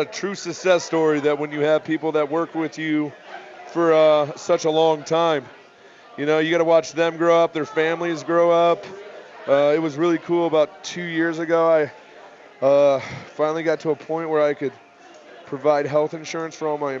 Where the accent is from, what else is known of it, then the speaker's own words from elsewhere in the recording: Iowa, United States; We're from Iowa. You want lies, we can tell them all night.